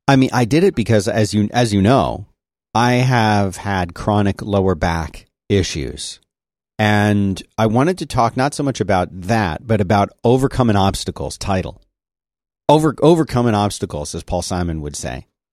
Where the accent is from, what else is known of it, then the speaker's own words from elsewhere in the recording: United States; I'm an American